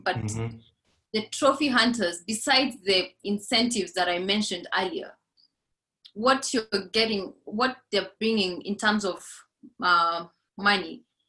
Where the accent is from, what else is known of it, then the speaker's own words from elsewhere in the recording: Laikipia County, Kenya; growing up in Laikipia, the Borana cow literally goes for $50,000